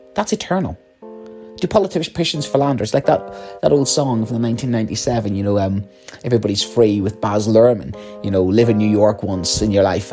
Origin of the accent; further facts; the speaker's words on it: Northern Ireland, United Kingdom; you can tell from my accent, um, a situation in, in the north of Ireland during the Troubles.